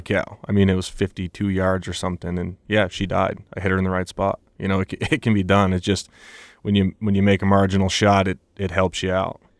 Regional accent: Vermont, United States; moved away as an adult; now in Colorado, United States; I grew up in Vermont. I spent my whole life there

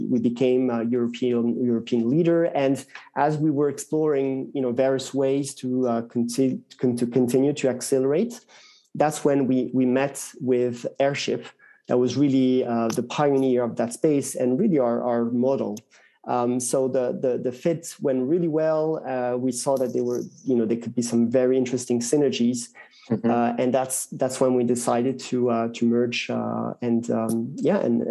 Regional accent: France; accent: French; English is a second language; as we were good Frenchmen, as you can hear from my accent

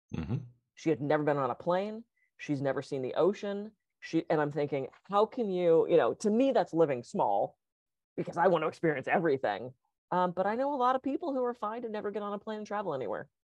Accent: East Coast, United States; moved away; being that I grew up on the East Coast

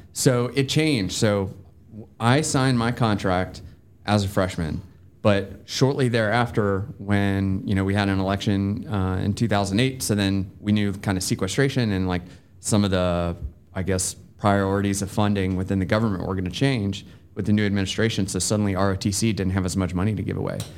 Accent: Bedford County, Virginia, United States; now in Georgia, United States; I'm from Bedford County, Virginia, which is kind of halfway between Lynchburg

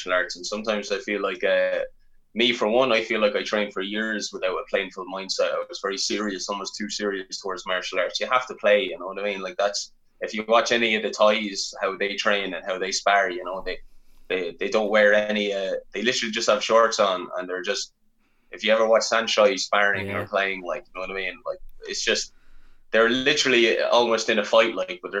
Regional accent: Ireland; born or raised there

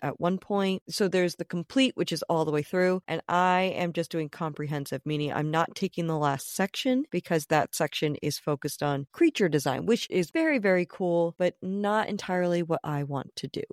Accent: Rhode Island, United States; my home state

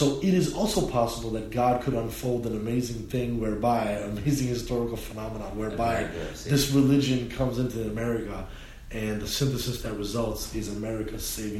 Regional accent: India; Let's just say, make it India, because I'm Indian.

